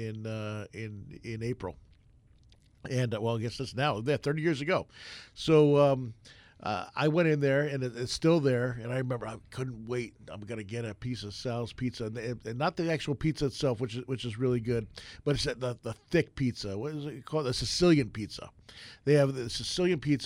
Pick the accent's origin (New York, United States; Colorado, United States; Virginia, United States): New York, United States; now in Arizona, United States; I grew up in New York